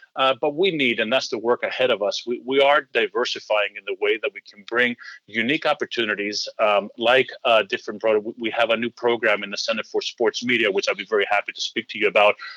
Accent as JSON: {"language": "English", "country": "Greece", "tie": "born or raised there", "moved": "as an adult", "said": "So I was born and raised in Greece."}